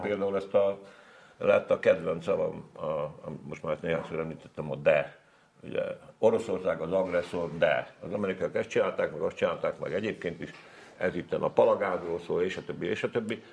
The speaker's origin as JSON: {"language": "Hungarian", "country": "Hungary", "tie": "born or raised there", "first_language": "Hungarian", "said": "meg nem azért születtem ide, meg nem azért vagyok itt, azon kívül nem tudok magyaron kívül semmit"}